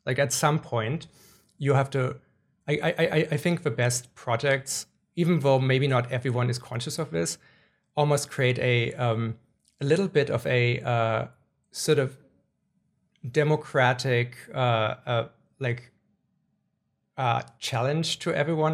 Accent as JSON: {"language": "English", "country": "Germany", "tie": "born or raised there", "moved": "yes", "said": "I grew up in Germany"}